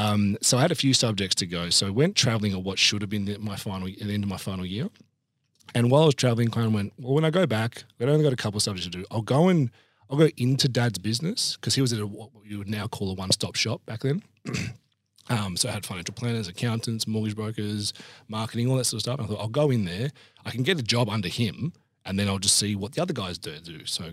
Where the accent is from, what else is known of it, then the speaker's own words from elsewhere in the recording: Australia; so I don't consider myself Italian, right? Because I'd say I'm Australian with my passport, but because I didn't grow up around my very, very Italian Adelaide family.